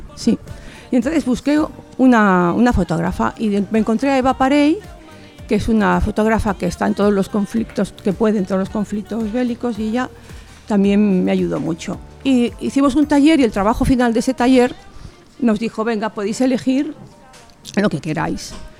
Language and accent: Spanish; Barcelona, Catalonia, Spain; de Barcelona